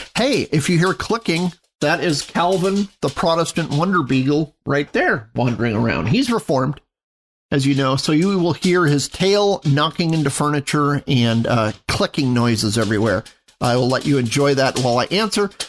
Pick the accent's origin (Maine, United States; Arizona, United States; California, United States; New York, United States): Arizona, United States; Phoenix; now in Mesa, United States; I grew up in North Phoenix, and I now live in Mesa